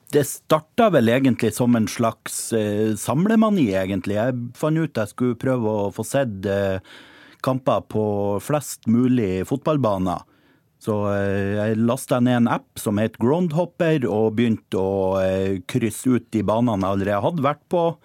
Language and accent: Norwegian; Mo i Rana, Nordland, Norway; hjembyen min Mo i Rana